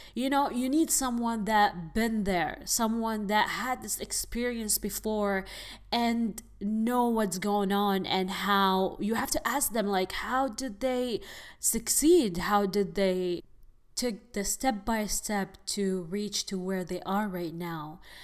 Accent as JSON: {"language": "English", "region": "Abu Dhabi", "country": "United Arab Emirates", "moved": "as an adult", "lives_now": "Los Angeles, United States", "said": "I am originally from United Arab Emirates, Abu Dhabi"}